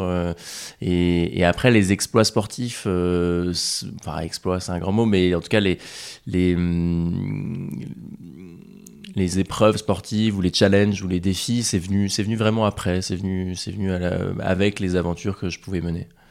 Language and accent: French; Rouen, Normandy, France; J'ai grandi en Normandie